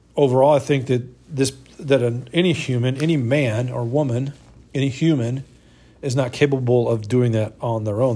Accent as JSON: {"language": "English", "country": "United States", "said": "being an American and living in this country"}